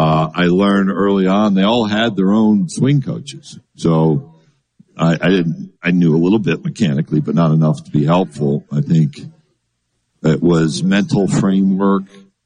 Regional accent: New York, United States; You know, where I grew up in New York, and in all seriousness, I kid Charlie, it's a lot closer to Mississippi than anybody in New York cares to admit.

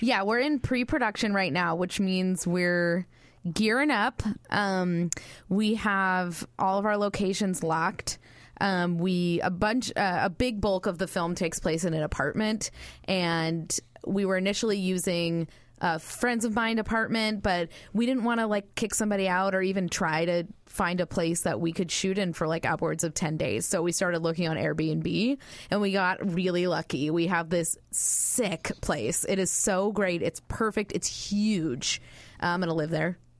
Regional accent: Northern California, United States; moved away as an adult; I'm from Northern California, born and raised

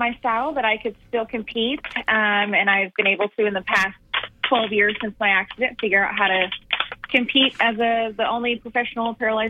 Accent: Utah, United States; I am from Utah, but I wrecked in Wyoming.

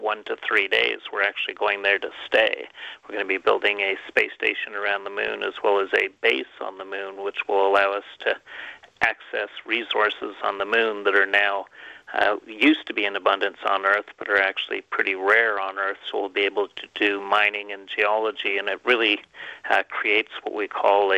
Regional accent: Canada; moved away; I'm originally from Canada

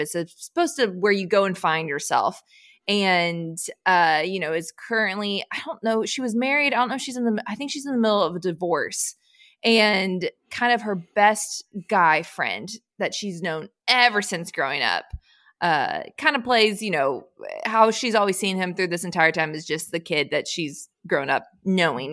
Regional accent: Austin, Texas, United States; my hometown of Austin, Texas

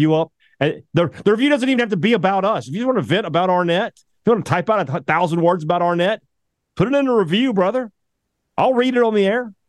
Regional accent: Vicksburg, Mississippi, United States; born or raised there; now in Starkville, United States

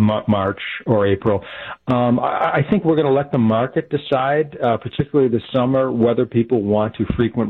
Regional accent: Walworth County, Wisconsin, United States; now in Montello, United States; I grew up in Walworth County

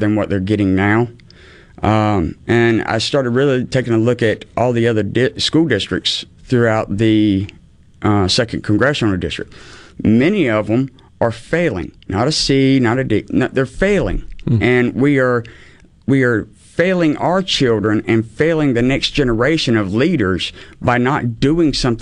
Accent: North Carolina, United States; moved away as an adult; also born or lived in Norfolk, Virginia; now in Mississippi, United States; I actually grew up in North Carolina, a little small town

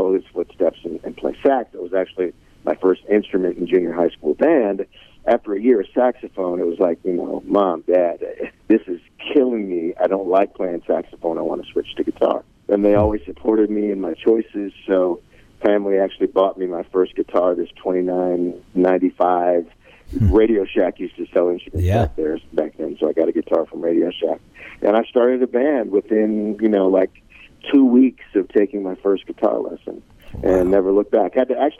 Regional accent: St. Paul, Minnesota, United States; I was born and raised in St. Paul, Minnesota

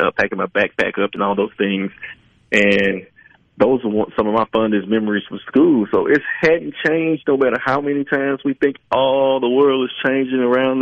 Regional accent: Glen Allan, Mississippi, United States; about 10 miles from my hometown of Glenallen

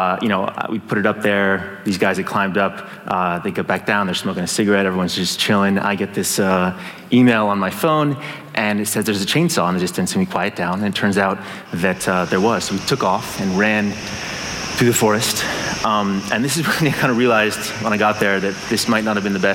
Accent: San Francisco, California, United States; I'm from Silicon Valley, from San Francisco

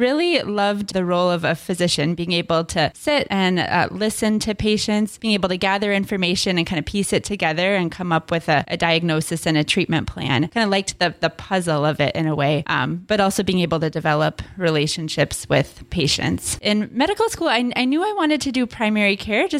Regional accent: Minneapolis–Saint Paul, Minnesota, United States; now in Duluth, United States; I grew up in the Twin Cities

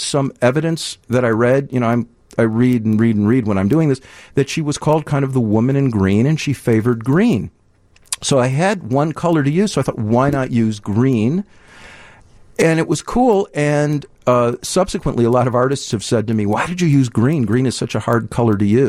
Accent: Deerfield, Illinois, United States; now in Evanston, United States; I grew up in Deerfield. I live in Evanston

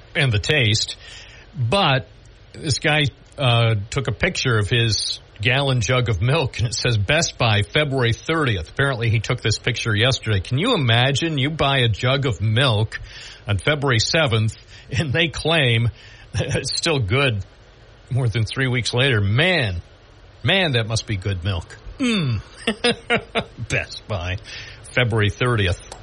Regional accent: Southern Tier, New York, United States; I've lived in the southern tier all my life

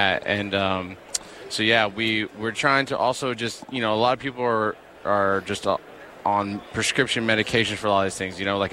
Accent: Texas, United States; born or raised there; also born or lived in Minnesota

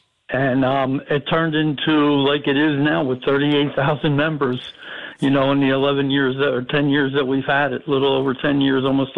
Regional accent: Asbury Park, New Jersey, United States; also born or lived in Lavallette, New Jersey; now in Seaside Park, United States; I grew up in Asbury and Neptune all my life, you know, and then I moved down to La Valette and then the Seaside Park. We had bought a house in 2001.

